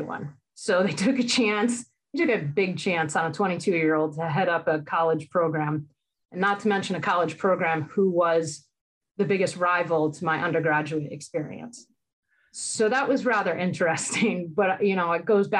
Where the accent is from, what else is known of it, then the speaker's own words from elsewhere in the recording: Vernon, Connecticut, United States; moved away; I grew up in Vernon, Connecticut, and I was lucky growing up in Connecticut